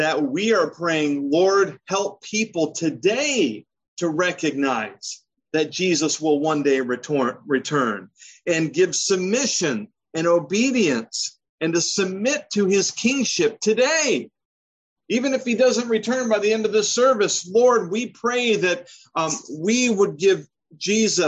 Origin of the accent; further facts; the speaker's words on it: Michigan, United States; moved away; also born or lived in the South / Maryland; I grew up in Michigan, and adults were always referred to as Mr. So-and-so